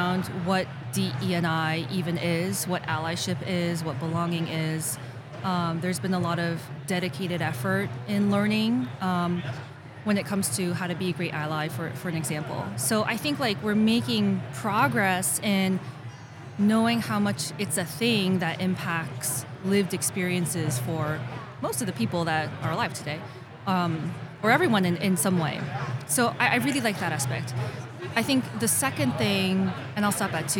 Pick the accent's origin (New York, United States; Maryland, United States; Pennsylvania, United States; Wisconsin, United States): New York, United States; I'm born and raised New Yorker